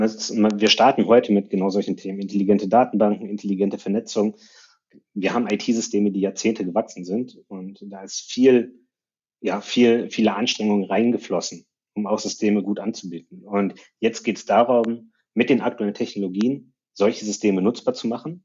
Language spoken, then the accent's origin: German; Ruhr area, North Rhine-Westphalia, Germany; ich komme aus dem Ruhrgebiet